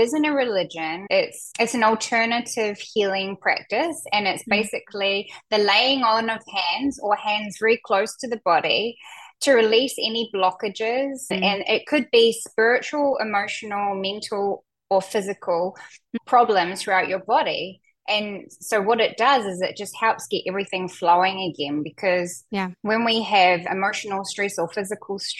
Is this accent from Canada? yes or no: no; New Zealand; moved away as an adult; also born or lived in North Island, New Zealand; now in Portland, United States; Yes, I'm a Kiwi. I'm from New Zealand.